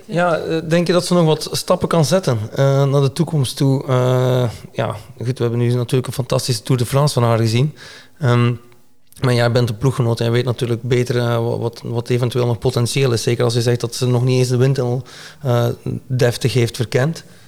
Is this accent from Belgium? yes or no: yes; Belgium; ik ben ook een Belg.